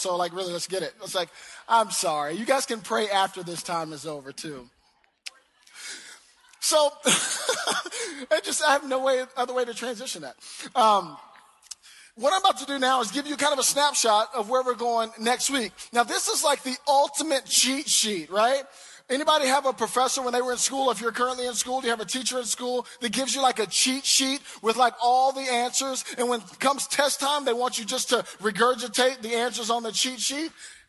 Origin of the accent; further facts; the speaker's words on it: the South, United States; I'm from the South. I'm real long-winded about my prayers.